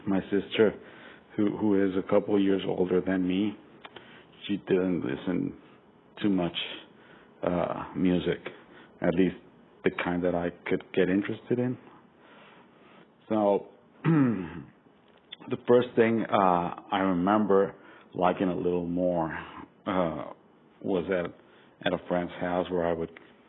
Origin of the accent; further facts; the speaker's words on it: Costa Rica; moved away; also born or lived in Venezuela; And in my case, I'm from Costa Rica. I lived all my life until just a couple years ago in different countries in Latin America.